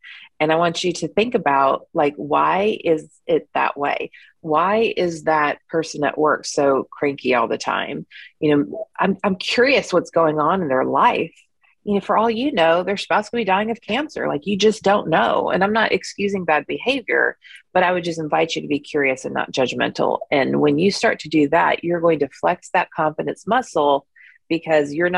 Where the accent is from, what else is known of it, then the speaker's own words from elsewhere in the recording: United States; I grew up in the United States